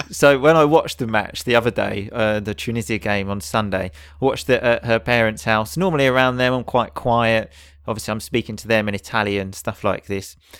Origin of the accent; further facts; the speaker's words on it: England, United Kingdom; we are English.